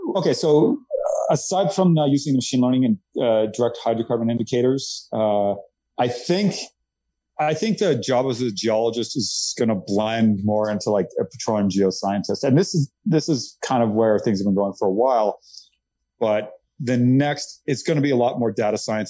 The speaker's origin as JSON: {"language": "English", "region": "Nova Scotia", "country": "Canada", "tie": "born or raised there", "moved": "as an adult", "lives_now": "Texas, United States", "said": "I grew up in Nova Scotia, Canada"}